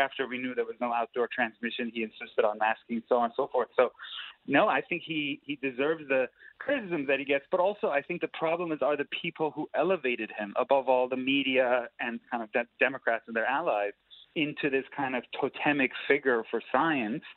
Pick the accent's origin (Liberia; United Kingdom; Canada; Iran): Iran; now in United States; I'm an immigrant. I'm from Iran. I came to the United States